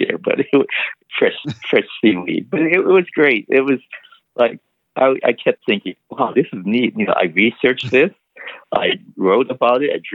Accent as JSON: {"language": "English", "town": "Honolulu", "region": "Hawaii", "country": "United States", "tie": "born or raised there", "also_born_or_lived": "Kyoto, Japan", "moved": "yes", "lives_now": "California, United States", "said": "I grew up Oahu in Honolulu."}